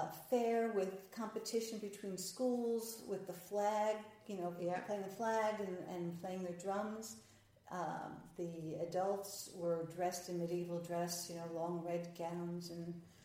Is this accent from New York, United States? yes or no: no; Nashville, Tennessee, United States; I'm from Nashville, Tennessee, which is Music City, and there's street musicians all over the place.